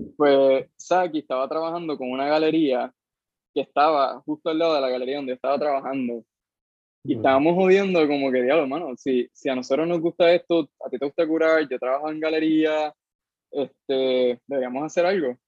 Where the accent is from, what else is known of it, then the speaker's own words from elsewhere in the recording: Cayey, Puerto Rico; yo soy de, o sea, del carajo de Puerto Rico, soy de Calle, pero de Calle específicamente de un barrio que se llama Pasto Viejo, eso está casi llegando a las tetas de Calle. O sea, yo me crié sin vecinos